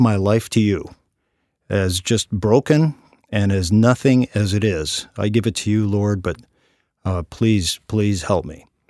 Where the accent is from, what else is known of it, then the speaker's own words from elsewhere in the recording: Chicago, Illinois, United States; moved away; also born or lived in London; when I was a little boy growing up in Chicago